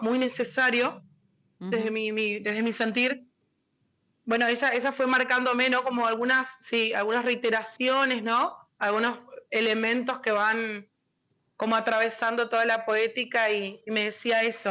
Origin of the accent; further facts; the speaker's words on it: Buenos Aires, Argentina; moved away as an adult; now in Formosa, Argentina; vivía en Buenos Aires, en, mi, en la primaria y la, y la, secundaria la hice en Buenos Aires. Nací acá en Formosa, pero hice primaria y secundaria allá